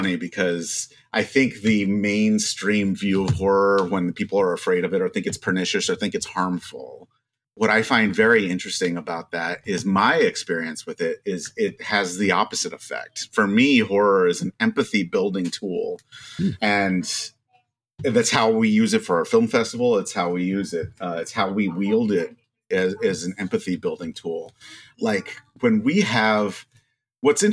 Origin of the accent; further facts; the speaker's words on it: Maryland, United States; I grew up in Maryland